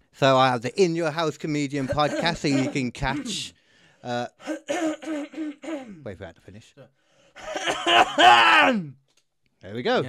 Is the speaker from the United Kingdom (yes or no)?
yes; Birmingham, West Midlands, United Kingdom; I'm from Birmingham.